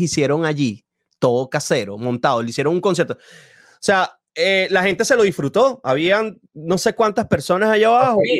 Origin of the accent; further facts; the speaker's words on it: Venezuela; yo no soy de Caracas, yo no viví esas, esas, esas tardes de marchas así, sí lo viví de, a poquito en mi ciudad